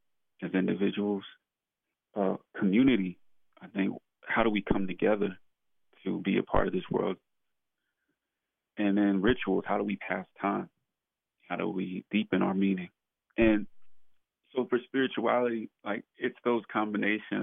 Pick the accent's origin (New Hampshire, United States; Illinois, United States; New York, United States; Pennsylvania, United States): New York, United States; New York City; born and raised in Brooklyn, New York, in the neighborhood of Bedford-Stuyvesant